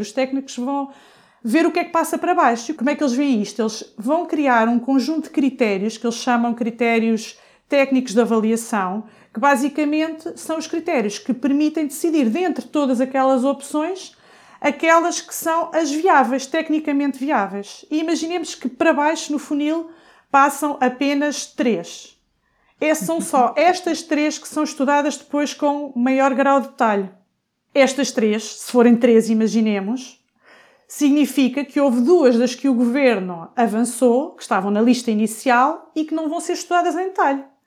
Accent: Coimbra, Centro, Portugal; eu sou de Coimbra

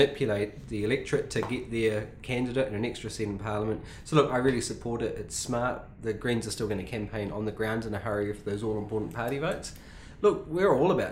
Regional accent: Gisborne, New Zealand; I was born in the Gisborne Hospital

